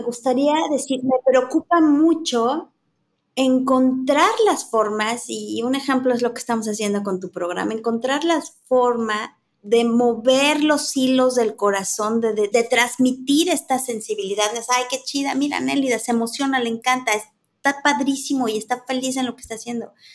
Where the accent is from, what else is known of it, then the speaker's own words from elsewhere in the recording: Mexico City, Mexico; Yo soy chilanga, crecí en la Ciudad de México